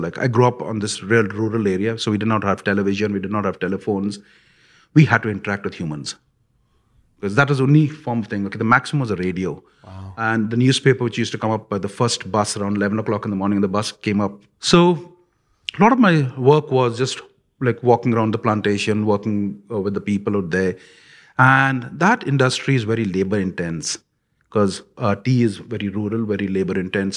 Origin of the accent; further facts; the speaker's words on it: India; when I grew up in India